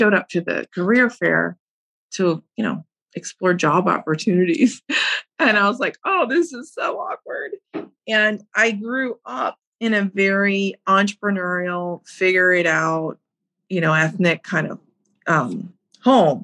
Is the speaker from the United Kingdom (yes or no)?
no; Fort Wayne, Indiana, United States; now in Chicago, United States; I grew up in the Midwest in Indiana, Fort Wayne, Macedonian household